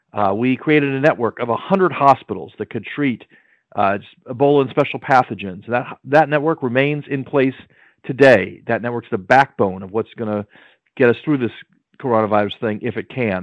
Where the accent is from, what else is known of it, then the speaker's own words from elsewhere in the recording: Maryland, United States; my home state of Maryland